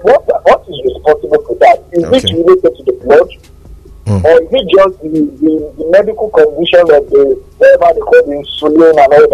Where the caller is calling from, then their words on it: Ibadan, Oyo, Nigeria; from Bodija.